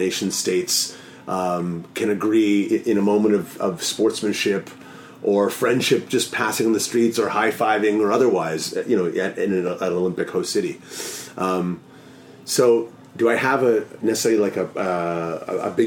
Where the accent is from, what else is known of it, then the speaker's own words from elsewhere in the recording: Toronto, Ontario, Canada; now in Vancouver, Canada; I'm from Toronto originally. I've lived in 6 or 7 cities around the world